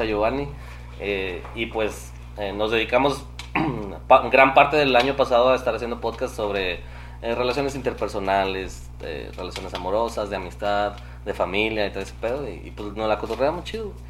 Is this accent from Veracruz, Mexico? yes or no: no; Saltillo, Coahuila, Mexico; Nací aquí en Saltillo, Coahuila.